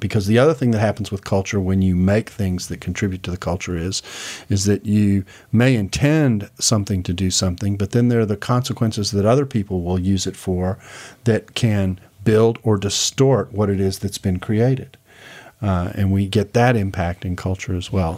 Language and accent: English; Houston, Texas, United States; moved away; I grew up in Houston